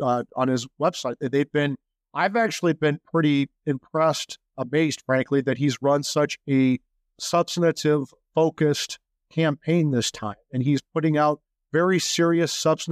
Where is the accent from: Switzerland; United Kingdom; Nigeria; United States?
United States; Iowa; I grew up in Iowa, like Irish Catholic in Iowa, you know, guilt-ridden Iowan, modest